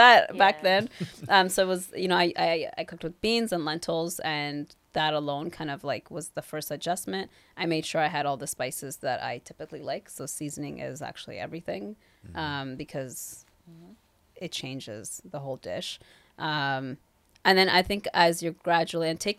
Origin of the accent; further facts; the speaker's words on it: Kenya; also born or lived in Toronto, Canada; now in Vancouver, Canada; I grew up in Kenya